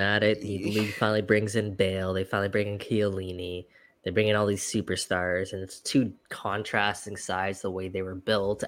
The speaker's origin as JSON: {"language": "English", "town": "Toronto", "region": "Ontario", "country": "Canada", "said": "we're from Toronto"}